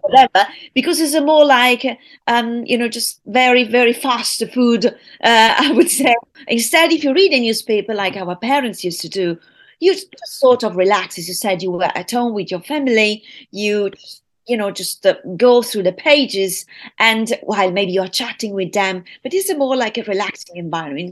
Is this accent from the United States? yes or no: no; United Kingdom; now in Italy; my hometown, U K